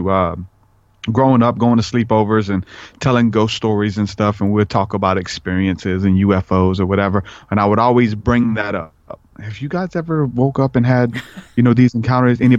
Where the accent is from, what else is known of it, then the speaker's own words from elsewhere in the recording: New Orleans, Louisiana, United States; I grew up in New Orleans